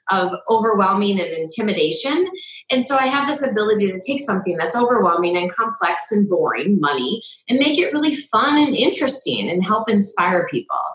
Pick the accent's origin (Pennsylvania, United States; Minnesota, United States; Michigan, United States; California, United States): California, United States; Salinas; I was a figure skater as I grew up in Salinas.